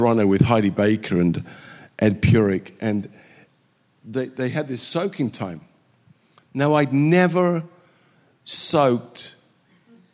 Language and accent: English; England, United Kingdom; moved away as an adult; also born or lived in Southern California / Ghana / Sweden / South Carolina; now in Sweden / South Carolina, United States; I was brought up in England